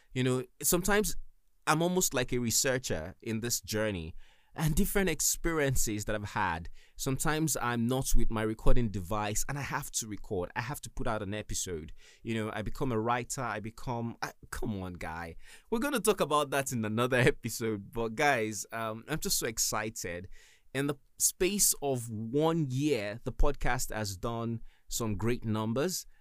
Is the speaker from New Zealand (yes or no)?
no; Nigeria; I'm from Nigeria